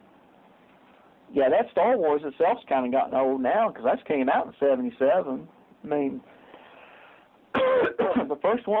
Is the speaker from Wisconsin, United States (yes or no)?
no; Delight, Arkansas, United States; also born or lived in Nashville, Arkansas / Texas; now in Arkadelphia, United States; I'm actually from DeLight, Arkansas, which is about 30 miles from here.